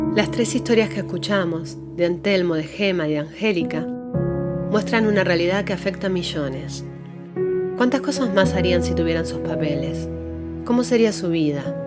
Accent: Argentina; moved away as an adult; now in Asheville, United States; soy argentina, inmigrante.

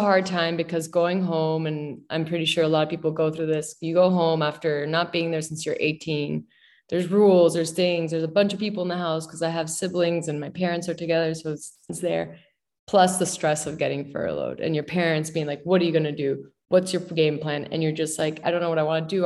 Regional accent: Miami, Florida, United States; also born or lived in Mexico City, Mexico; now in New York City, United States; I grew up in Miami.

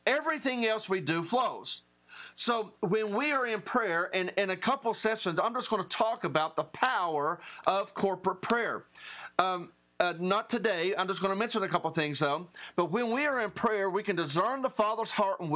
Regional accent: Appalachia, Southern West Virginia, United States; I'm an Appalachian Southern West Virginia guy.

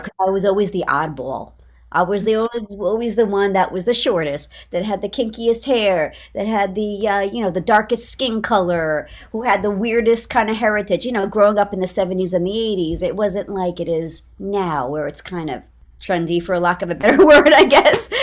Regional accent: New York City, New York, United States; I'm from New York City

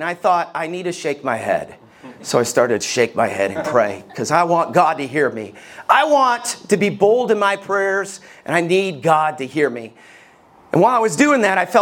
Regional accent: Somerville, Alabama, United States; I grew up in Somerville, Alabama

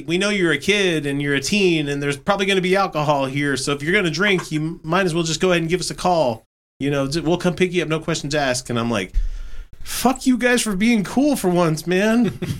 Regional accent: Fort Worth, Texas, United States; Okay, I'm from Carswell Air Force Base. Greater Dallas-Fort Worth region.

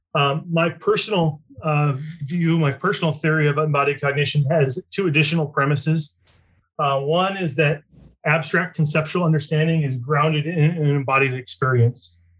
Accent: Lincoln, Nebraska, United States; I grew up in Lincoln, Nebraska

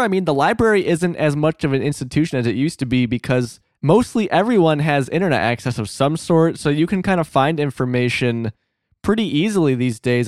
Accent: Illinois, United States; moved away; My small-ass town in Illinois

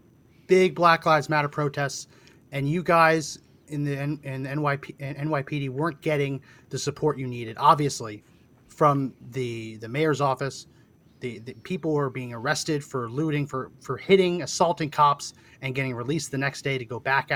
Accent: New Jersey, United States; I grew up in New Jersey, so I've spent tons of time in New York City

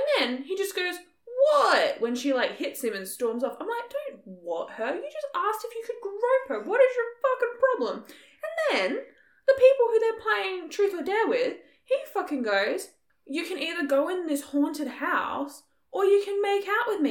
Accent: Australia

